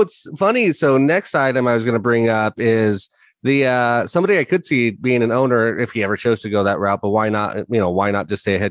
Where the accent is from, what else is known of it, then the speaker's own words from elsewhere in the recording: San Diego, California, United States; Me being the native San Diegan, who's just salty at anything 2 hours north of where I grew up from.